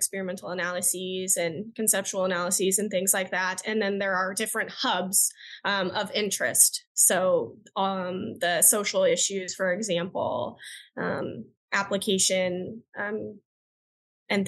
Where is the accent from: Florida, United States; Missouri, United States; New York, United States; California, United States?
Missouri, United States; Kansas City; I am originally from Kansas City